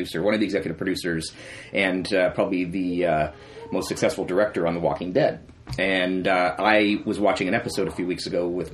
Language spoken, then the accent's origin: English; Florida, United States; moved away as an adult; also born or lived in London, Ontario / Oakville, Ontario; I grew up in Florida, and my heritage is from Canada